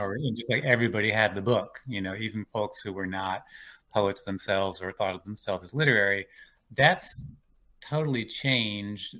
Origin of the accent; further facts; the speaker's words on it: Richmond, Virginia, United States; moved away; also born or lived in Cleveland, Ohio / Washington, D.C. / New York / Georgia; I was born outside Cleveland, Ohio, um, and when I was eight, my family moved to Richmond, Virginia